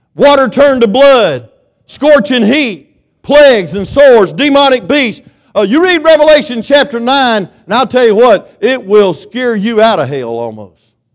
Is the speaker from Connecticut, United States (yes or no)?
no; Claxton, Georgia, United States; I'm from Claxton